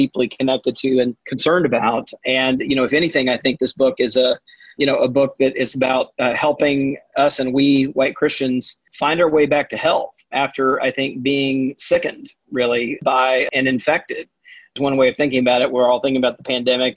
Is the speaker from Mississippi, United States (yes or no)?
yes; Mississippi, United States; I grew up Southern Baptist in Mississippi